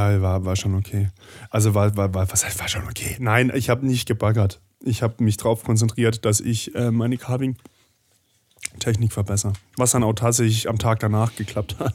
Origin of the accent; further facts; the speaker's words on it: Swiss border region, Germany; ich komme ja aus der Grenzregion